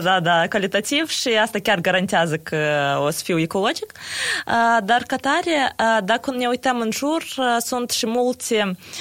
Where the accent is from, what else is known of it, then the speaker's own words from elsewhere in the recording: Chișinău, Moldova; sunt din Chișinău